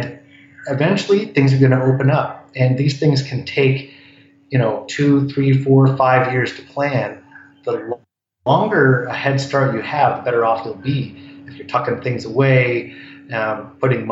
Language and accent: English; Ontario, Canada; moved away as an adult; now in Vancouver, Canada; I grew up in Ontario. I've been in Vancouver for 20 years.